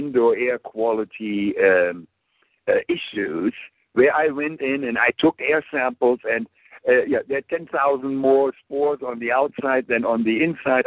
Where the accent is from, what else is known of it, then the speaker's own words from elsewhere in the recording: Germany; English is a second language; moved away; I grew up in Germany.